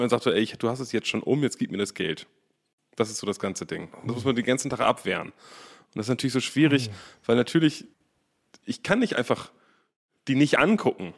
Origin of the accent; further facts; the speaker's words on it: Berlin, Germany; Wir sind ja aus Berlin